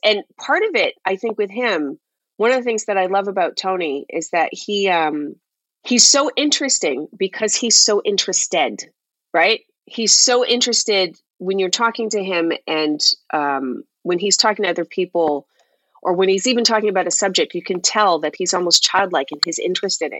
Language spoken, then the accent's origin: English; Toronto, Ontario, Canada; moved away as an adult; I grew up and lived in Toronto